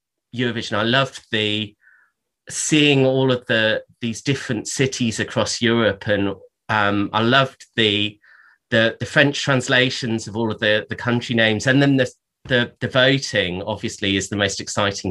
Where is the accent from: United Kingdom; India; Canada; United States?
United Kingdom; Somerset, South West England; I grew up in Somerset